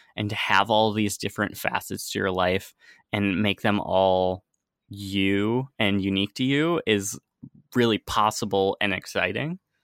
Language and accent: English; United States; moved away as an adult; also born or lived in San Francisco; now in Amsterdam, Netherlands; I'm originally from the United States